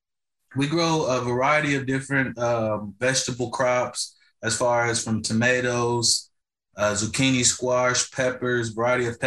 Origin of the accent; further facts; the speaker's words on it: Lyles Station, Indiana, United States; the community where I was raised at here in Lyle Station.